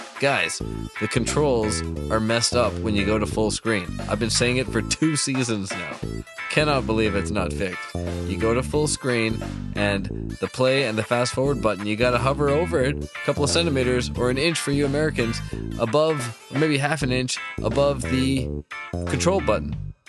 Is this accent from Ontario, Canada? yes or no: yes; Ottawa, Ontario, Canada; And this time they go to my hometown, or one of my hometowns. I kind of lived all around the nation myself, but Ottawa is certainly a place I like to call home from time to time, or have in my life.